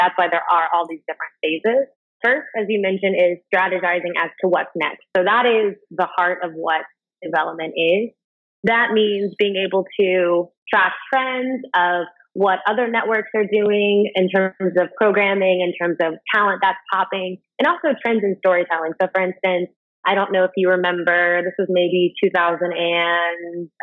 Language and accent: English; Cincinnati, Ohio, United States; also born or lived in Inglewood, California / New York; now in Los Angeles, United States; My parents met in Cincinnati, Ohio, and that's where they raised the kids. So I'm from Ohio